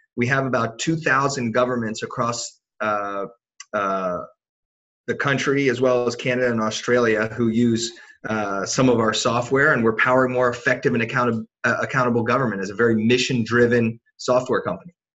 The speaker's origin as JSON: {"language": "English", "town": "Washington", "region": "District of Columbia", "country": "United States", "tie": "born or raised there", "said": "I grew up in Washington D.C."}